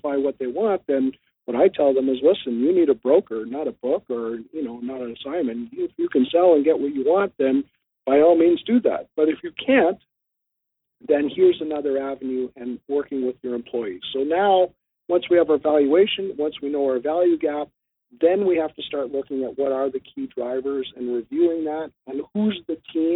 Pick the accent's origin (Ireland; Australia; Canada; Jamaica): Canada; also born or lived in southwestern Ontario; I'm in southwestern Ontario. I'm a Canadian